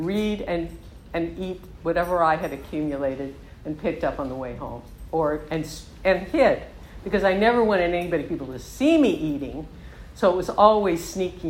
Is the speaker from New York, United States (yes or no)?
no; Southern California, United States; I grew up in Southern California